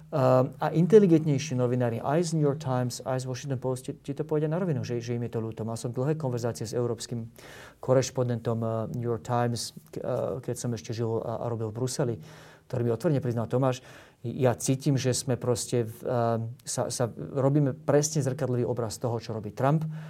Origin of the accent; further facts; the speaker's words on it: Slovakia; now in Bratislava, Slovakia; ako Slovák, ako patriot